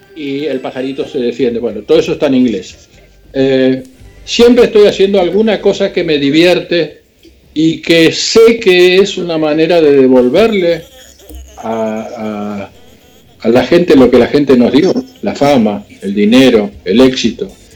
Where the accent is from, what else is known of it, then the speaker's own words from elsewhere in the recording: Argentina; now in United States; soy argentino, estamos en Estados Unidos